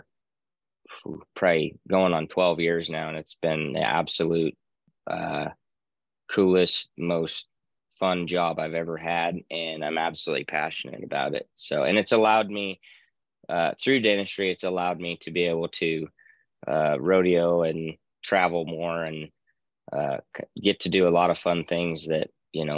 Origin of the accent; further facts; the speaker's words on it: Reno, Nevada, United States; born and raised in Reno, Nevada.